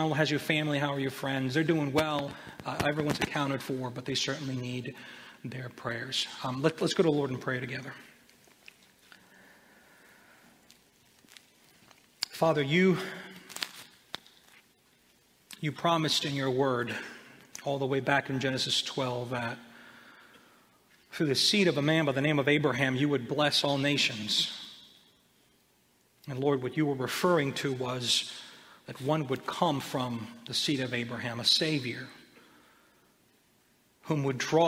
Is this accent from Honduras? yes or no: yes; Honduras; moved away; I wasn't born here. I was born in Honduras